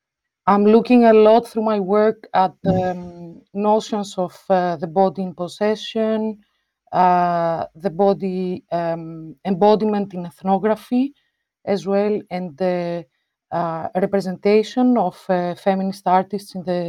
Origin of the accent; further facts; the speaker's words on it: Buenos Aires, Argentina; now in Amsterdam, Netherlands; I'm a visual artist and a performer based in Amsterdam. I grew up in Buenos Aires, in Argentina